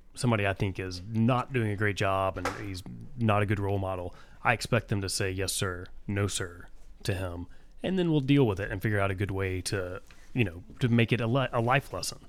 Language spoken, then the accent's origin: English; United States; I'm an American